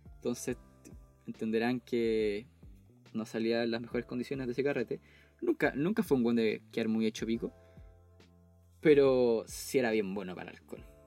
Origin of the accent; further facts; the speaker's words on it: Temuco, Araucanía, Chile; also born or lived in Chicureo; yo soy de Temuco y vivo actualmente en Temuco